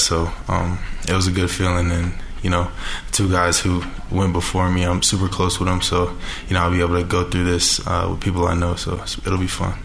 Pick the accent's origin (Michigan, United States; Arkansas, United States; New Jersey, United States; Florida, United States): Florida, United States; Orlando; moved away as an adult; now in Salt Lake City, United States; I'm from Orlando